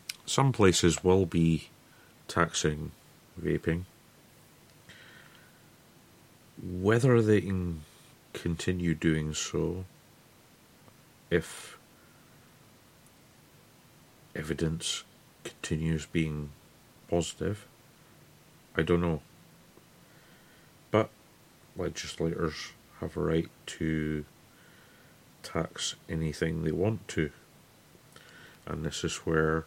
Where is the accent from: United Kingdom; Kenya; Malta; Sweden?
United Kingdom; Scotland; since I'm Scottish